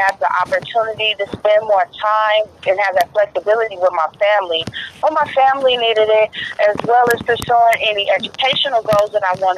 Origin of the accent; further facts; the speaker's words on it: Richmond, California, United States; from Richmond, California, original Bay Area, Yay Area